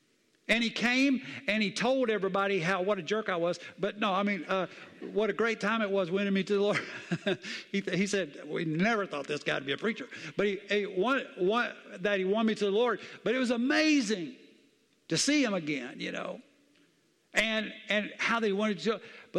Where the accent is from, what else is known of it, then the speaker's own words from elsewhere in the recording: the South, United States; Look, I grew up in the South. I'm telling you, I know what it is.